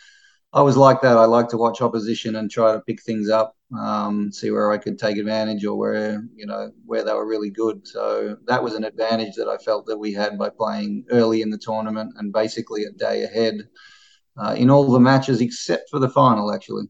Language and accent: English; Australia; especially being an Australian and someone that I'd watched for a long time on TV in Davis Cup